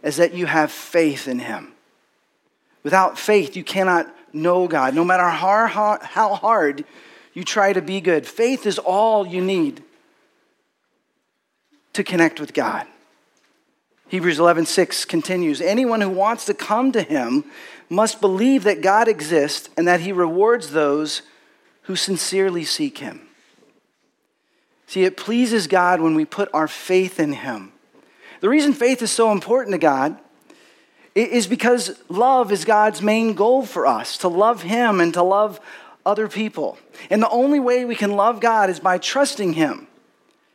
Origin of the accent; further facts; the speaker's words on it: Texas, United States; growing up in Texas, I had parents and grandparents that were from Texas